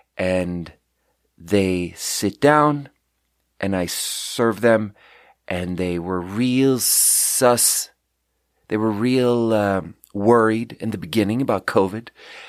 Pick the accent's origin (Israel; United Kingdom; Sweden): Sweden; English is a second language; And I'm like, yeah, so I'm from Sweden. And … is a very normal name in Sweden.